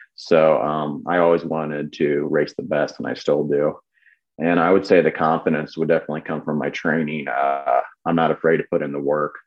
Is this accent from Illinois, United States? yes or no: yes; Illinois, United States; me growing up in Illinois